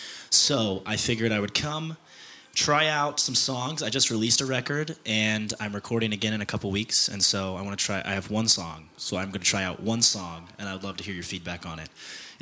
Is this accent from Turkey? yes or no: no; Georgia, United States; I'm from Georgia. I'm passing through on tour